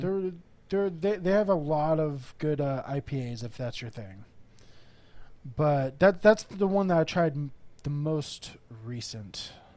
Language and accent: English; Corona, California, United States; also born or lived in Texas; now in San Diego, United States; I grew up in Corona, the, like the Inland Empire area. Moved to Texas for about ten years, then moved back here